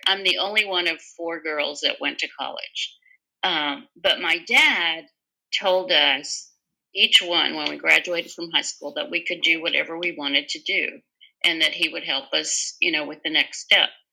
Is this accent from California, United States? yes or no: no; Dallas, Texas, United States; born and raised right here.